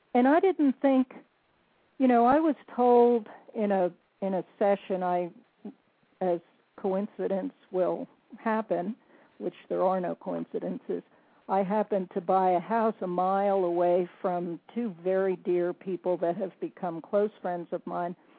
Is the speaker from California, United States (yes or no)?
no; New Jersey, United States; moved away as an adult; now in North Carolina, United States; a Jersey girl, born and raised in New Jersey, although I'm currently living in the mountains of North Carolina.